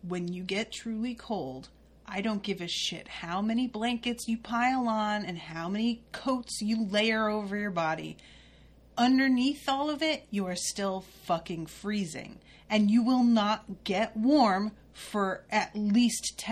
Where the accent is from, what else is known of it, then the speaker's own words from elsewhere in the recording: Connecticut, United States; I grew up in Connecticut